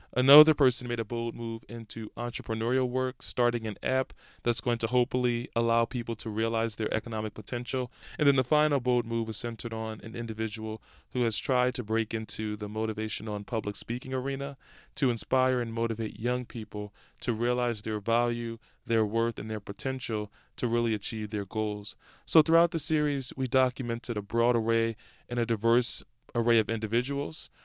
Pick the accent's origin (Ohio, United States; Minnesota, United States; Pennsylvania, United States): Pennsylvania, United States; Philadelphia; I grew up in Idaho from the great city of Philadelphia, Pennsylvania